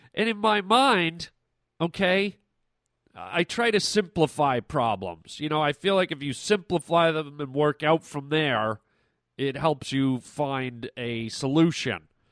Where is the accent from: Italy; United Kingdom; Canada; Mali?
Canada; moved away as an adult; now in United States; I come from Canada